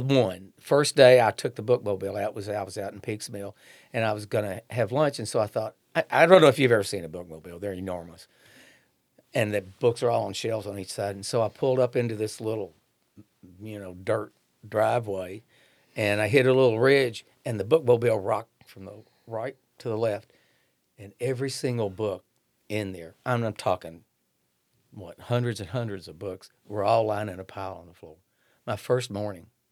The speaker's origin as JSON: {"language": "English", "town": "Shelbyville", "region": "Kentucky", "country": "United States", "tie": "born or raised there", "also_born_or_lived": "Eminence, Kentucky", "moved": "yes", "lives_now": "Frankfort, United States", "said": "I grew up in Shelbyville. Well, actually, I was born in Eminence, then I grew up in Shelbyville"}